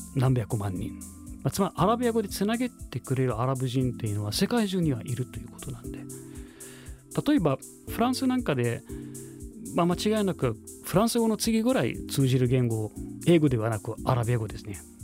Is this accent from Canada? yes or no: no; Cairo, Cairo Governorate, Egypt; Japanese is a second language; moved away as an adult; now in Japan; 生まれはエジプトです